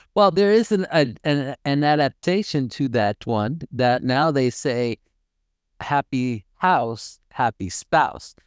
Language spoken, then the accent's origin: English; United States; being an American, I mean, and they actually know, although I speak Spanish, they do know that I am not from there because my accent is totally different